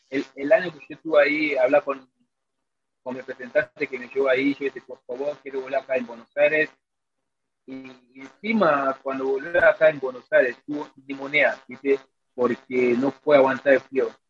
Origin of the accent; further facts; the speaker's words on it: Nigeria; Spanish is a second language; Mira, la verdad, en Nigeria creo que no se hace frío, frío, frío no, porque nosotros todo el año puede estar con manta corta